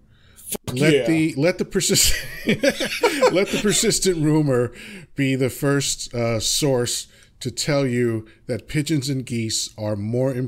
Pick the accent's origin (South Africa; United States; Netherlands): United States; New York; I'm a New Yorker